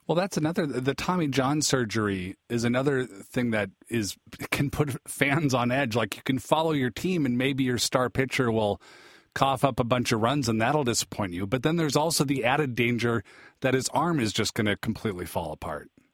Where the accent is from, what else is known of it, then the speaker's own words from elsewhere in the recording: Seattle, Washington, United States; I'm from Seattle